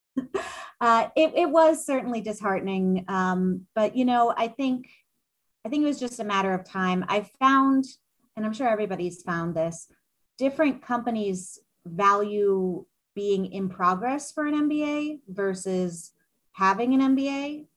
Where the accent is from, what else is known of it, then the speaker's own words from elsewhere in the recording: New York City, New York, United States; moved away as an adult; now in Seattle, United States; I was actually born and raised in Manhattan